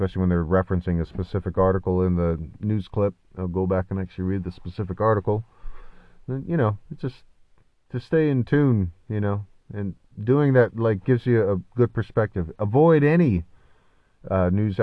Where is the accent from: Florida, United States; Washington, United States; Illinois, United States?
Washington, United States; Oak Harbor; born or raised there